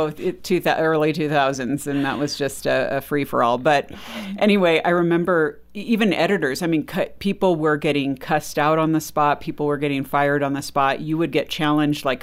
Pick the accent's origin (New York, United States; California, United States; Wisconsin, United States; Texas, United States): Texas, United States; Well, of course, I'm a Christian, I'm Texan, you know, or whatever.